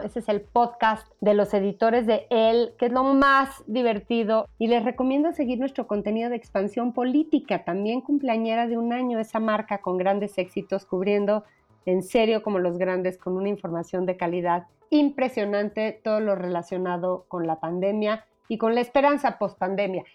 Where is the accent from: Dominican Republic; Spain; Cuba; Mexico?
Mexico; como mexicanos